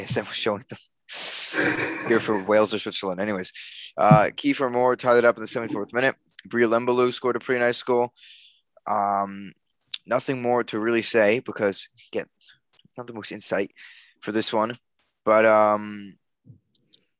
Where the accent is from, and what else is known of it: Canada; born or raised there; also born or lived in England